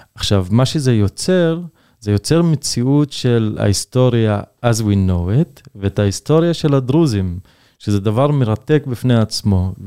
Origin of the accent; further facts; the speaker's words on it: Israel; כדרוזי, כדובר ערבית